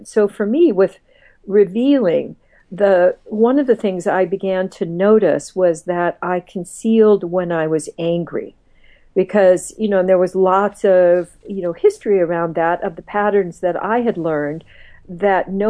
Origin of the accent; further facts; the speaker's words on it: Midwest, United States; I grew up, did a lot of my growing up in the Midwest